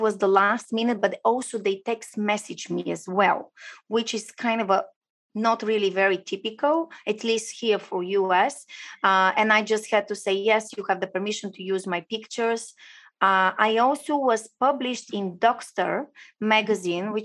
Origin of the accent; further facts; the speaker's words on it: Bulgaria; now in Florida, United States; So I'm originally from Bulgaria. I do live in US, shiny and warm Florida.